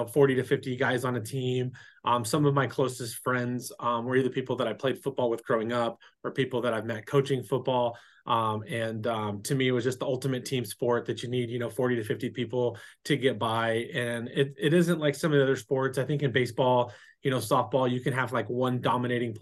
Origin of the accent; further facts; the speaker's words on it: San Diego, California, United States; also born or lived in Las Vegas / Santee / Lakeside; I was born here in San Diego